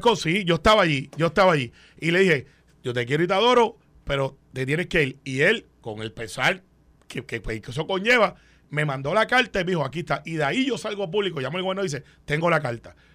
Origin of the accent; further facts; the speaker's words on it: Guaynabo, Puerto Rico; cuando yo crecí en Guaynabo